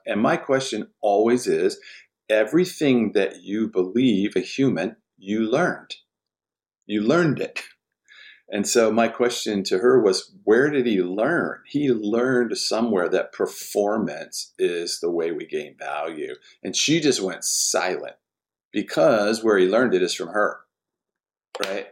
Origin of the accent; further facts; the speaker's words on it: Washington, District of Columbia, United States; I was born in Washington, D C, lower income family